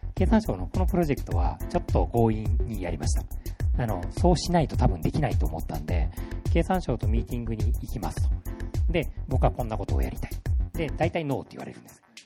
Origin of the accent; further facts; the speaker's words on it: Kishiwada, Osaka, Japan; 岸和田で生まれた